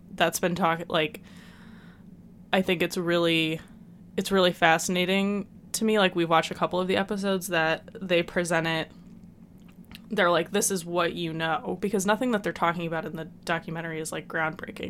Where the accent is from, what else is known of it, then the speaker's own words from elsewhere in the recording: United States; as an American